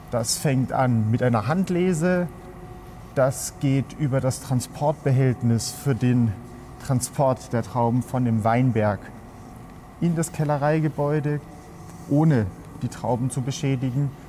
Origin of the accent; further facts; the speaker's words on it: Germany; now in Spain; Bin aus Deutschland, und jetzt seit fünf Jahren hier im Rioja tätig.